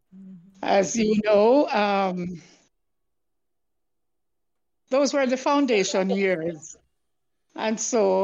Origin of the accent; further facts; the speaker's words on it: St. Ann, Saint Ann, Jamaica; I'm really a country girl. I am from St. Anne